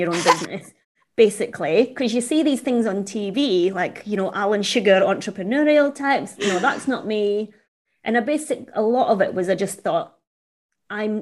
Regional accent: Scotland, United Kingdom; being Chinese, growing up in Scotland wasn't easy.

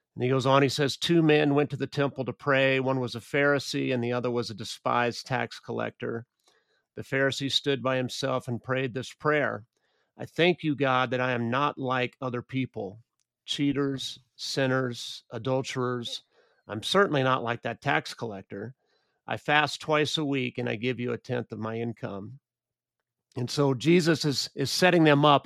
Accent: United States; I grew up in the United States

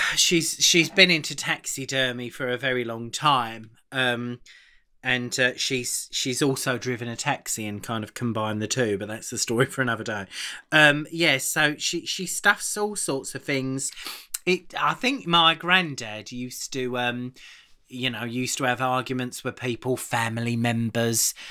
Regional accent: Aylesbury, South East England, United Kingdom; my family, obviously Carol and I are from Aylesbury in Buckinghamshire, um, but I come my family originally come from the East End. We're from Bow

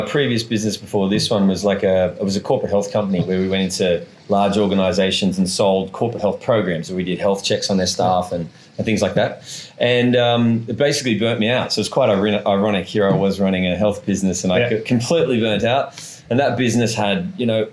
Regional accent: Sydney, New South Wales, Australia; now in Bali, Indonesia; I'm originally from Sydney, Australia

